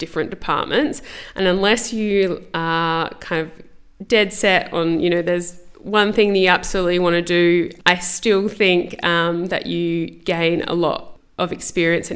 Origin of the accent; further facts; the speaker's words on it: Adelaide, South Australia, Australia; I'm from Adelaide, so I finished school and went straight into vet school